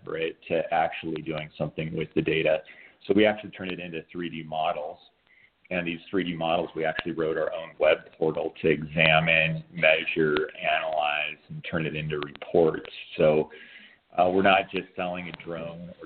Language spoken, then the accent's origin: English; Missoula, Montana, United States; I grew up in Missoula, Montana, went to school in Montana